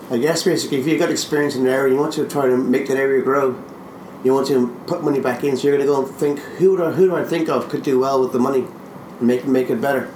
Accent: Ireland

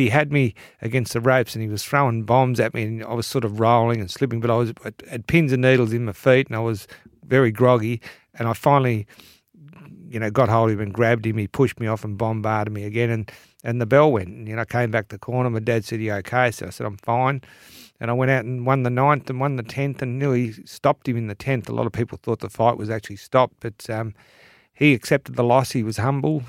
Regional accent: Williamstown, Victoria, Australia; also born or lived in Indonesia / Hawaii / England / Wales; growing up in Williamstown

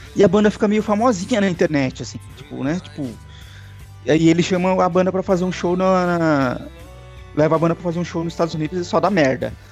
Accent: ABC Paulista, São Paulo, Brazil; eu sou do ABC Paulista, no ABC Paulista em Santo André e Mauá tinha muito disso

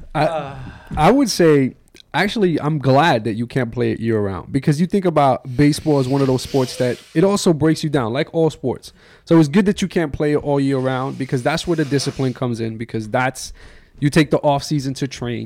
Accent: New York, United States; New York wasn't really like a big hockey town

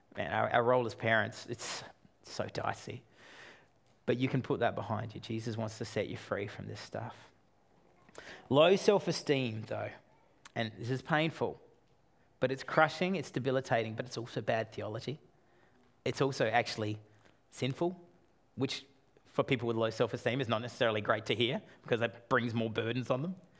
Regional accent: Australia; I'm Australian

